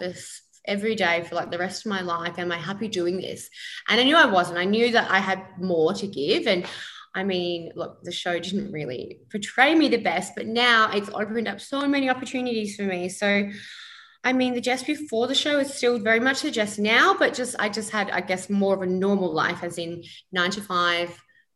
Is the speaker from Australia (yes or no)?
yes; Perth, Western Australia, Australia; moved away as an adult; now in Gold Coast, Australia; I was born on the Gold Coast but raised in Perth